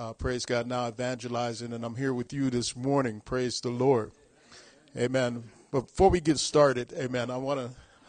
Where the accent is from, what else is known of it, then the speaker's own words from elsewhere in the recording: Long Beach, California, United States; moved away as an adult; I was born and raised in Long Beach, California.